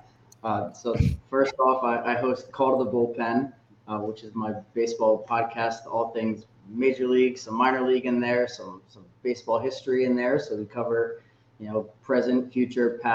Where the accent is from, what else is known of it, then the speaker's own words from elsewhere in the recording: Connecticut, United States; I'm from Connecticut. I grew up in a family of Yankees fans, actually